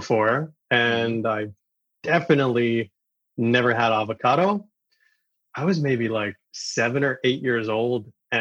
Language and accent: English; New York City, New York, United States; Being from Queens, New York, it's kind of automatic for being exposed to basically every cuisine the planet has to offer